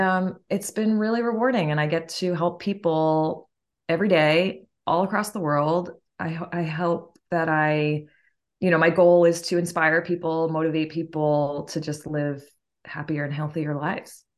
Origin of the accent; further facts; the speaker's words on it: Martha's Vineyard, Massachusetts, United States; I am originally from Martha's Vineyard, Massachusetts